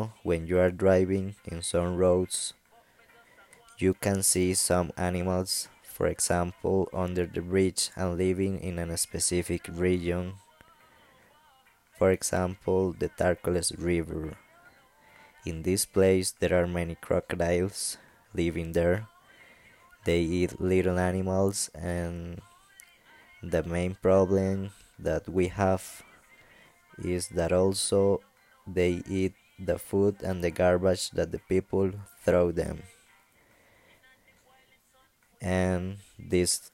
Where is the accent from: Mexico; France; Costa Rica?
Costa Rica; English is a second language; I'm from Costa Rica.